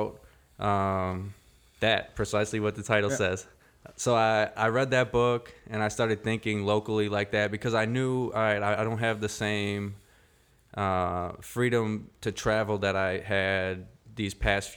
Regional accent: Elgin, Illinois, United States; we're all from Elgin

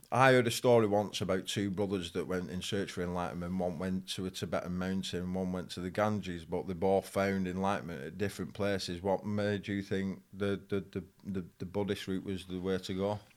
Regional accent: Farnworth, North West England, United Kingdom; I grew up in Farnworth, people know about. But Bolton is a big town

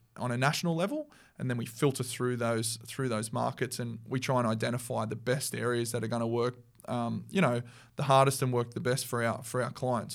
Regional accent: Central Coast, New South Wales, Australia; I grew up on the Central Coast

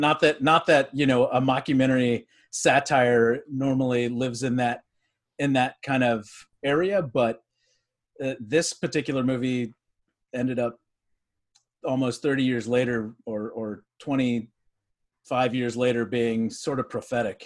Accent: Texas, United States; I grew up in Texas.

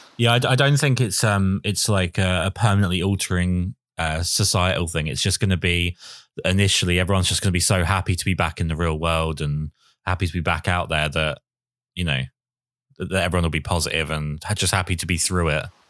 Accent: United Kingdom; typically British, where we're all quite reserved and pessimistic

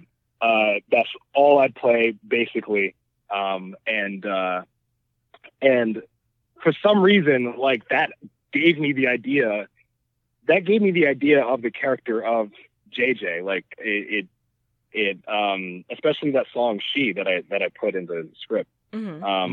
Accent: New York City, New York, United States; born and raised in Brooklyn

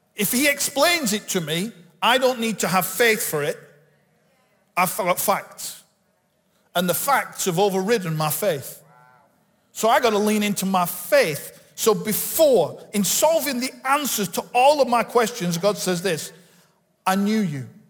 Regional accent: Bolton, North West England, United Kingdom; I'm from Bolton. I was born just up the road in the hospital in Bolton

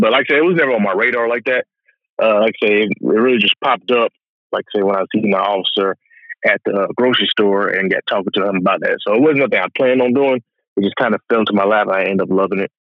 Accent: Augusta, Georgia, United States; I grew up in Augusta, Georgia, which is the area I stay in now

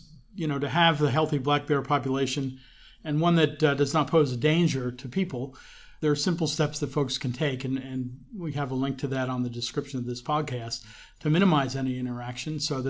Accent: New Jersey, United States; how that's such a big part of growing up in New Jersey. You know, people who aren't from here think New Jersey's just the northern part of the Jersey Turnpike

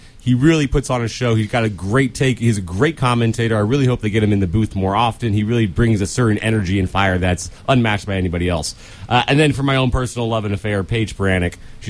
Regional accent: Buffalo, New York, United States; I'm from Buffalo. I've lived in Buffalo my entire life. I've been a huge Buffalo Bills fan.

